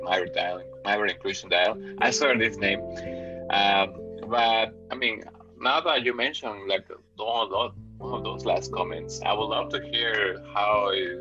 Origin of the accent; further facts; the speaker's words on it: Ecuador; I'm from Ecuador